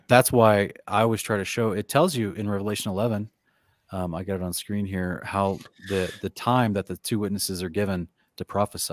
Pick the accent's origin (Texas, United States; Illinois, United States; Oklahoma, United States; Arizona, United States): Oklahoma, United States; moved away; I grew up in Oklahoma where they have a thousand tornadoes every year